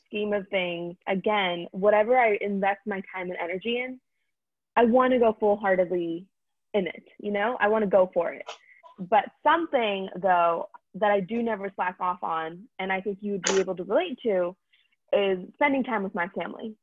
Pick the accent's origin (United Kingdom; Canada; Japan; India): India; now in United States; I'm Indian